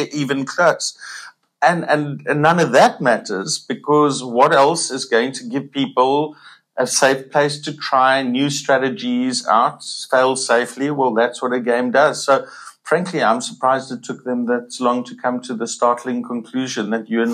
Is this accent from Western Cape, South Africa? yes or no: yes; Cape Town, Western Cape, South Africa; I'm from Cape Town